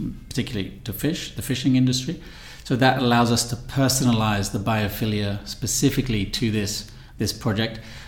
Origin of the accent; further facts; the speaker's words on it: London, United Kingdom; also born or lived in Milan / Montenegro; now in Barcelona, Spain; I'm originally from London